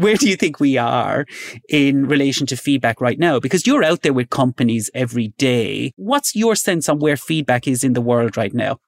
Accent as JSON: {"language": "English", "country": "Ireland", "tie": "born or raised there", "said": "as an Irish person growing up in Ireland"}